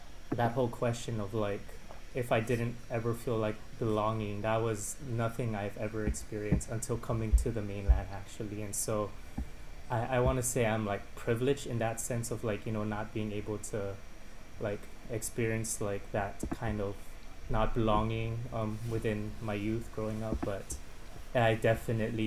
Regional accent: Waipahu, Hawaii, United States; born and raised in Hawaii

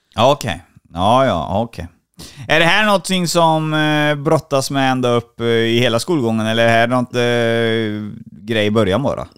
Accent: Trollhättan, Västra Götaland, Sweden; Trollhättan är jag ifrån. Det hör du säkert på dialekten

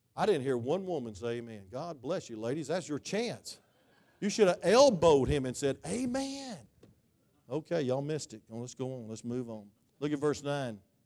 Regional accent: United States; I am American

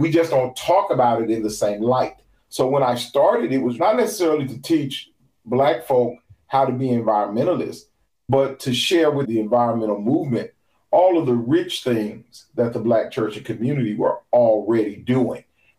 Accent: Oakland, California, United States; even though I grew up in Oakland, California, that my family is originally from Hollywood.

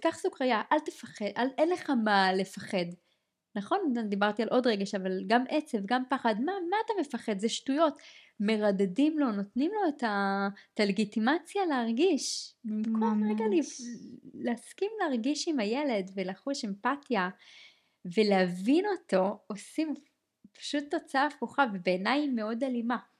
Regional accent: Israel; בחברה הישראלית, לעומת זאת, כישראלים

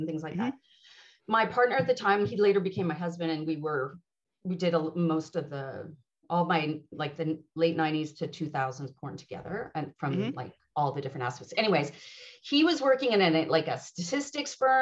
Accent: Montreal, Quebec, Canada; moved away as an adult; now in Ottawa, Canada; I'm originally from Montreal and I'm born and raised. And then I moved to Ottawa 6 years ago

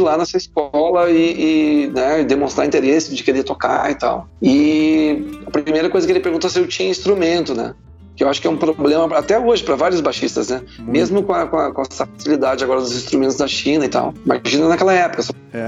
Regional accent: Porto Alegre, Rio Grande do Sul, Brazil; eu sou natural de Porto Alegre e de um bairro chamado Menino Deus

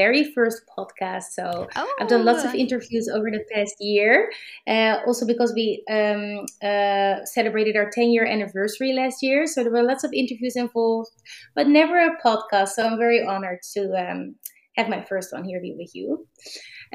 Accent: Amsterdam, North Holland, Netherlands; also born or lived in New York; I'm from Amsterdam, the Netherlands

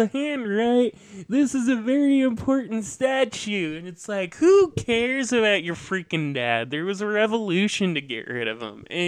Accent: West Coast, United States; moved away as an adult; growing up on the West Coast

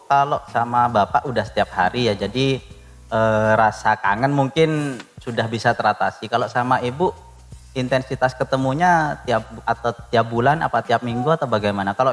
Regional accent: Bangkalan, East Java, Indonesia; also born or lived in Surabaya; Saya asli Madura kebetulan.

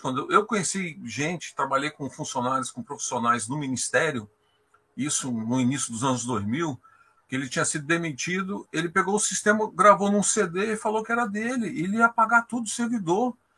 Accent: Brasília, Federal District, Brazil; Eu sou de Brasília

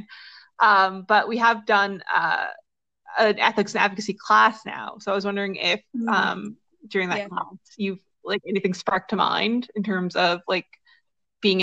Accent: Newfoundland and Labrador, Canada; I'm from Newfoundland

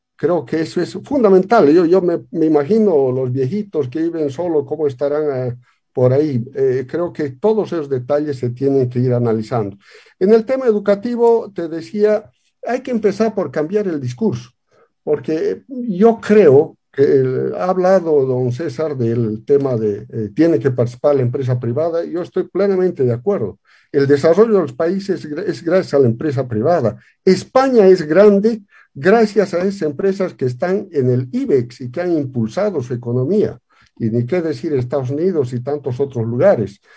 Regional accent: La Paz, Bolivia; soy de La Paz, vengo, mis antepasados vienen de Carabuco

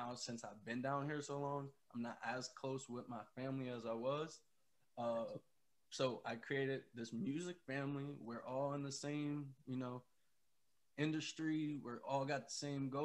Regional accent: Ohio, United States; We're both from Ohio

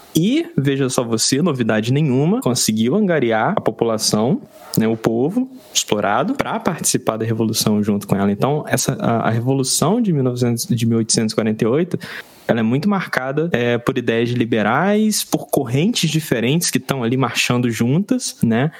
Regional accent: Brazil; enquanto brasileiro

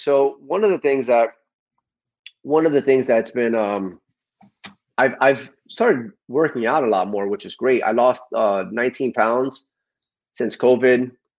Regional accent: New Jersey, United States; born there; Yeah, I was born in New Jersey, but I've been here most of my life.

